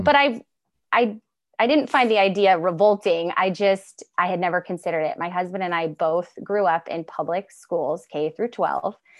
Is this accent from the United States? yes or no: yes; Mount Shasta, California, United States; moved away as an adult; now in Pacific Northwest, United States; I am from Northern California and from the beautiful Mount Shasta, California area.